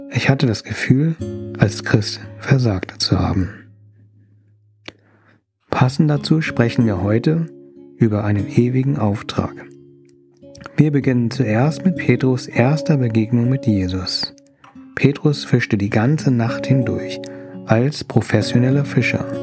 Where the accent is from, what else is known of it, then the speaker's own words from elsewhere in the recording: Thailand; ich freue mich, dass du zuhörst. Als Thailänder fühle ich mich geliebt, wenn mir jemand gutes Essen gibt.